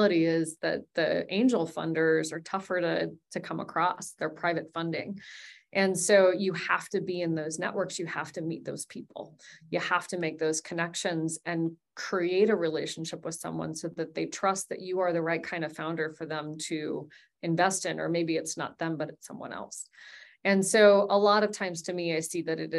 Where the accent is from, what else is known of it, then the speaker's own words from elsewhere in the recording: Wyoming, United States; My parents, they designed a sandbox for us in our backyard in Wyoming